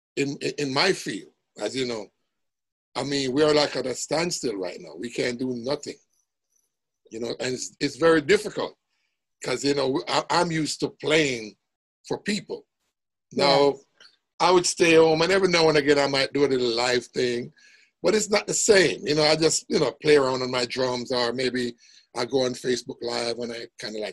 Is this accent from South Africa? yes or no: no; Jamaica; I grew up in a place, Jamaica, where it was musical.